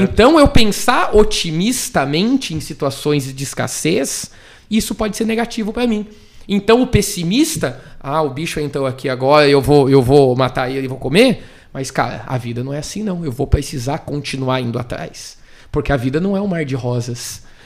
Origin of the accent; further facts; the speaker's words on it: Bragança Paulista, São Paulo, Brazil; moved away; also born or lived in Fortaleza; Sou, sou de, de Bragança Paulista, moro em Fortaleza